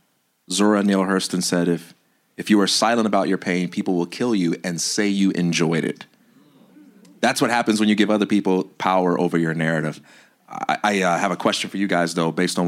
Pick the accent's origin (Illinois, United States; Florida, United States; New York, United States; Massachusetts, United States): Illinois, United States; Chicago; I am a Black American male, or I am a Christian, or I am from Chicago